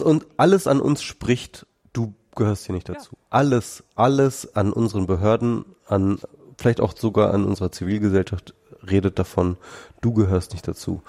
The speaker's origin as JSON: {"language": "German", "country": "Germany", "said": "wir Deutschen"}